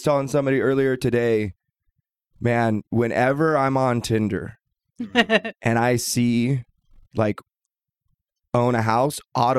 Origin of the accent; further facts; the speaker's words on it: Portland, Oregon, United States; now in Boise, United States; And I should know, I'm from Portland. I came from Portland 5 years ago.